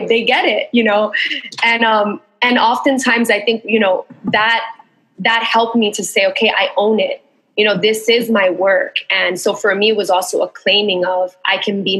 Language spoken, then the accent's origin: English; New York City, New York, United States; moved away as an adult; also born or lived in Queens, New York; now in Puerto Rico; I identify as being a Latina woman, New Yorican, born and raised in Bushwick, and then in Queens, and then moved to Puerto Rico, which is where I'm at now